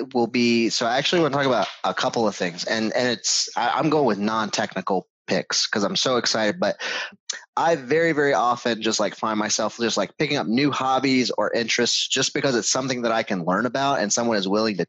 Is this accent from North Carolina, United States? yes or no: yes; North Carolina, United States; I grew up in North Carolina